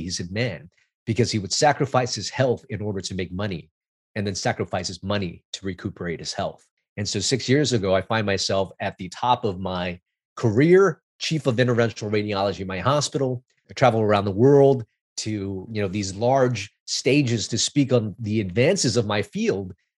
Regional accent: Los Angeles, California, United States; I grew up in Chinatown, L A, which is, which was a immigrant neighborhood

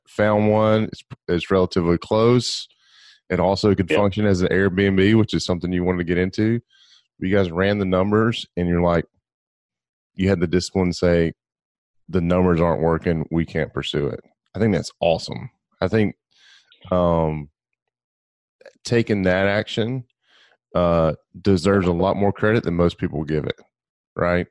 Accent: Gulf Coast, United States; I grew up on the Gulf Coast where we have these mm-hmm. white sugary sand beaches.

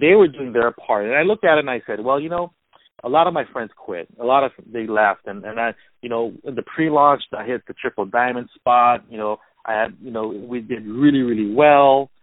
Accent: Hawaii, United States; also born or lived in Culver City, California; now in California, United States; I was born and raised in Hawaii, so living in California

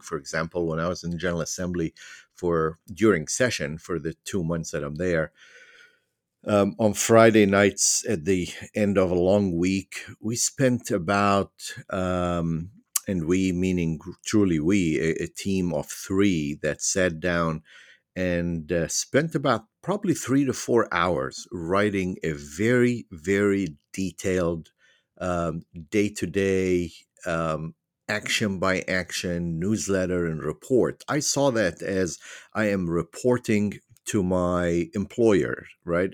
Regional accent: Beirut, Beirut Governorate, Lebanon; moved away as an adult; also born or lived in Virginia, United States; now in United States; I was born and raised in Beirut, Lebanon. I m, immigrated at the age of nineteen

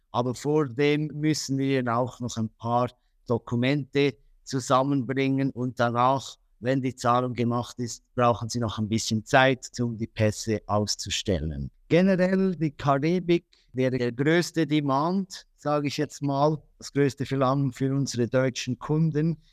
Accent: Switzerland; accent: Swiss; moved away as an adult; now in Dubai, United Arab Emirates; Eigentlich ursprünglich bin ich aus, aus der Schweiz. Ich glaube, ihr könnt das auch hören und bitte verzeiht mir, wenn mein Hochdeutsch nicht immer das Beste ist

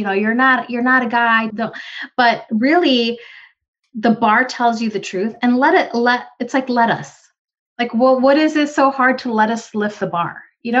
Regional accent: Philippines; And I'm sorry, for me being a Filipino woman, I love my Filipino food. I love rice.

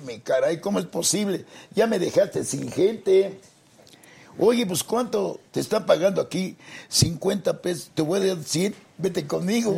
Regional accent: Mexico City, Mexico; Somos de, orgullosamente del barrio de Tepito. Ahí soy nativo.

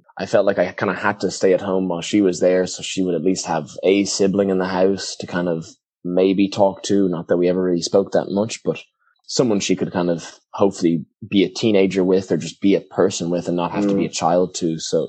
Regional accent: Ireland; now in United States; the whole time growing up in Ireland, I was thinking, I can't wait to use my blue American passport to get the hell out of here.

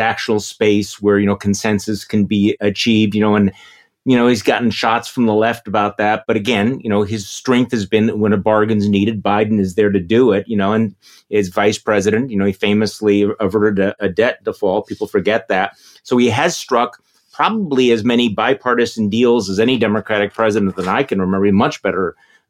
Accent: Wisconsin, United States; here in my home state of Wisconsin

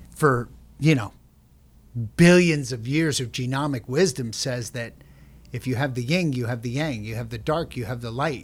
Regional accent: Long Island, New York, United States; we grew up on Long Island

